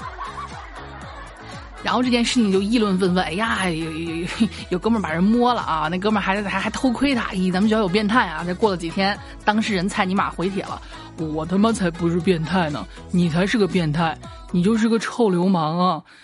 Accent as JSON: {"language": "Chinese", "town": "Xi'an", "region": "Shaanxi", "country": "China", "said": "我们西安这边不是经常举办这个城墙马拉松嘛"}